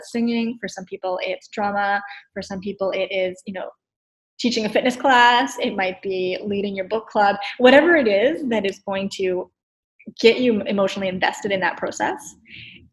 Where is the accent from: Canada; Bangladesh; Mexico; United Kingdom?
Canada; Nova Scotia; now in Ottawa, Canada; I grew up in Nova Scotia. I'm a transplant in Ottawa.